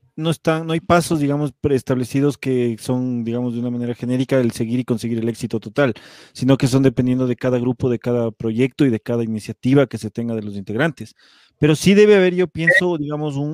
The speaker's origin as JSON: {"language": "Spanish", "country": "Ecuador", "said": "siendo una banda ecuatoriana en otro país"}